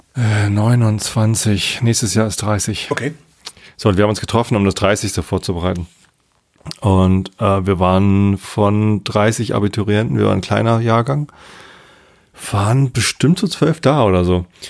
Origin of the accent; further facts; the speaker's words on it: Tostedt, Lower Saxony, Germany; Ich bin ja hier in der Ecke. Ne? Ich bin in Tostedt zur Schule gegangen, okay. jetzt wohne ich immer noch in der Samtgemeinde Tostedt